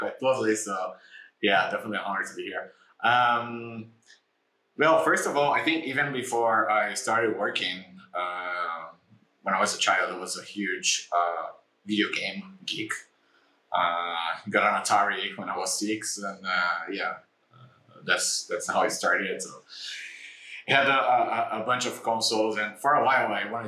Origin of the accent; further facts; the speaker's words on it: Brazil; moved away as an adult; also born or lived in Tel Aviv, Israel; I come from Brazil